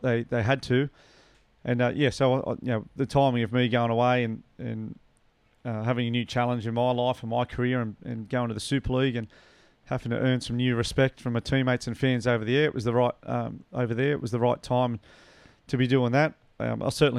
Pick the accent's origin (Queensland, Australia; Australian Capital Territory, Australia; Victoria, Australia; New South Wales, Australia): New South Wales, Australia; Newcastle; also born or lived in Warrington, United Kingdom; back into our home at Merriweather and back to where we grew up in Newcastle